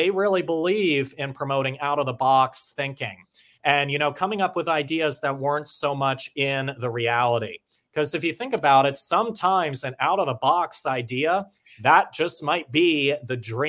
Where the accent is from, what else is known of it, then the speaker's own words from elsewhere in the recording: Pennsylvania, United States; moved away; I'm originally from Pennsylvania